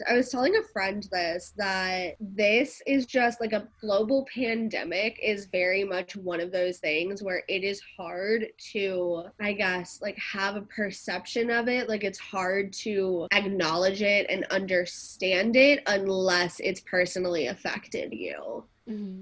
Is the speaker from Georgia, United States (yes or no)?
yes; Atlanta, Georgia, United States; also born or lived in San Diego; I was born and raised here in Atlanta, Georgia, and I moved to San Diego for college